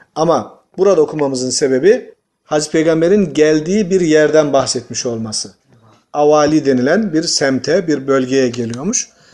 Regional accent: Tokat, Turkey; Tokat'ta iki tenekeye bir urukluğa diyoruz.

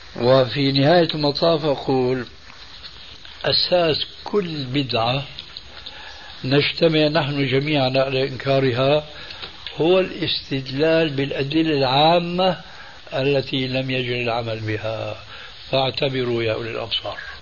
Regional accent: Damascus, Damascus Governorate, Syria; moved away; أنا من سكان دمشق وعشت هناك سنين طويلة لأنني هاجرت من بلدي مع والدي رحمه الله وسني في التاسعة

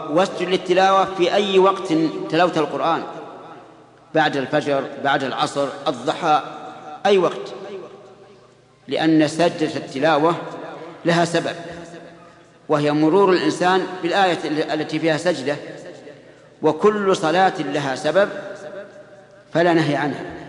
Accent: Saudi Arabia; بلادنا السعودية

